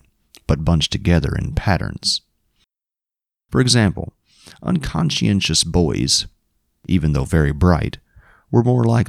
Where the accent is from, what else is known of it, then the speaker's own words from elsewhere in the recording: Springfield, Kentucky, United States; growing up in Springfield, Kentucky